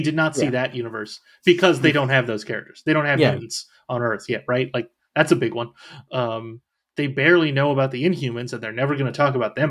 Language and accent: English; California, United States; now in Florida, United States; I am from California, just not anymore.